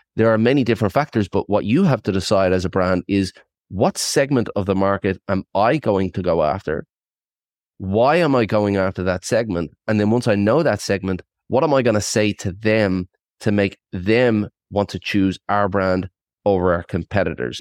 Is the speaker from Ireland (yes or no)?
yes; Ireland; moved away as an adult; also born or lived in Australia / south of France; now in France; I was, uh, born and bred in Ireland. I'm, uh, one hundred percent Irish and, uh, I relocated at twenty, stayed in Australia for twenty years